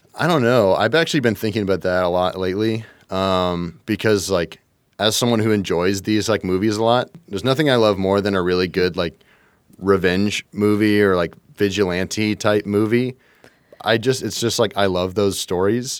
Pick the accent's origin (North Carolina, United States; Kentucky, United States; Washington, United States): Kentucky, United States; I'm from Kentucky